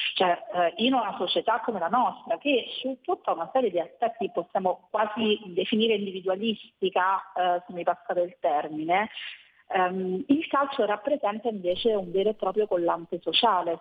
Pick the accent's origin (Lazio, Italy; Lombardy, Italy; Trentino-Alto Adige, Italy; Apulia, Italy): Lazio, Italy; Rome; Io sono di Roma